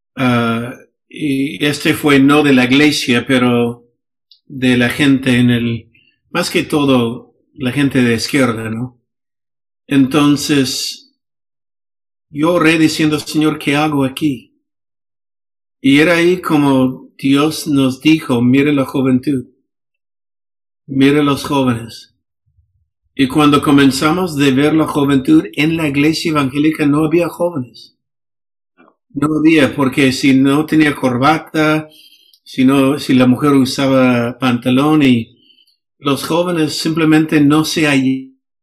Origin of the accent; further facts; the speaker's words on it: Los Angeles, California, United States; Spanish is a second language; moved away as an adult; now in Peru; yo crecí en Los Ángeles